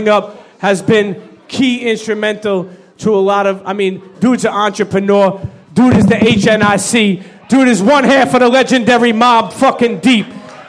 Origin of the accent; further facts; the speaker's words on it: New York, United States; it's sad to say that as like a New Yorker